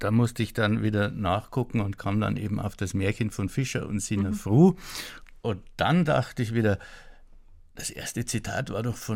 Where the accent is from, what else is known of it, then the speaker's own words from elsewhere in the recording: Bavaria, Germany; Neuböhmen ist meine Heimat, die heißt mittlerweile Oberpfalz und ist völlig fern von jeder See.